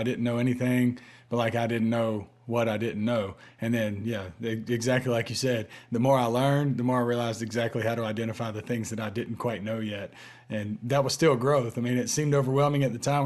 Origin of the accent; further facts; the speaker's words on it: North Augusta, South Carolina, United States; I'm from North Augusta